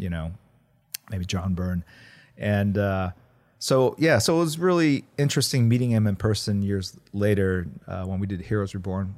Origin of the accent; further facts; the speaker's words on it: Midwest, United States; first language Korean; English is a second language; also born or lived in Korea / Warren, Ohio / Missouri; now in Los Angeles, United States; I grew up mostly in the Midwest